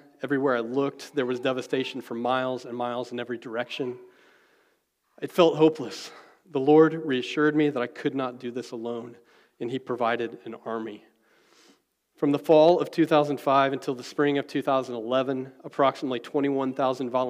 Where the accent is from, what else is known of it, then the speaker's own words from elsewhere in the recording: McLeansboro, Illinois, United States; moved away as an adult; also born or lived in New Orleans, Louisiana; I grew up in McLeansboro.